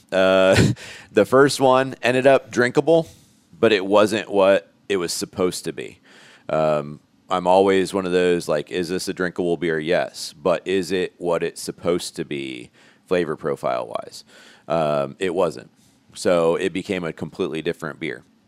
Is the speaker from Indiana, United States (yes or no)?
yes; Elkhart, Indiana, United States; moved away as an adult; grew up in Elkhart. I went to Jimtown High School